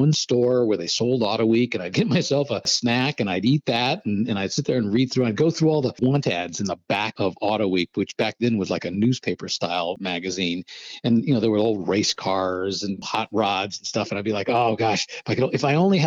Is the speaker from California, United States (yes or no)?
yes; Los Angeles, California, United States; I grew up in Los Angeles.